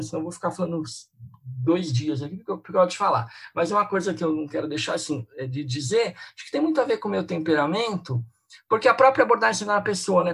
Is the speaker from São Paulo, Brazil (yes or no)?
yes; São Paulo, Brazil; eu sou aqui de São Paulo